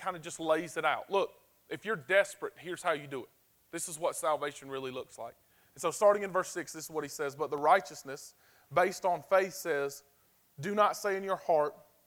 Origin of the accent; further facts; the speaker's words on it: the South, United States; We're from the South